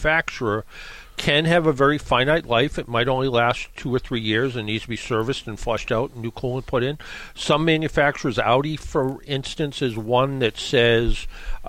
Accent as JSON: {"language": "English", "town": "Brockton", "region": "Massachusetts", "country": "United States", "tie": "born or raised there", "said": "I grew up in Brockton"}